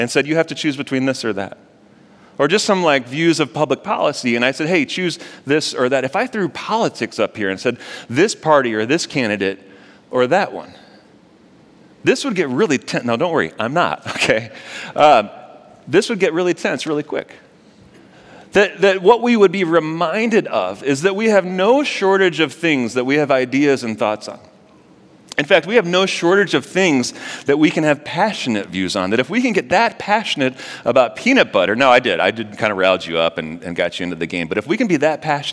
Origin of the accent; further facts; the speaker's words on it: St. Louis, Missouri, United States; moved away; I'm actually from St. Louis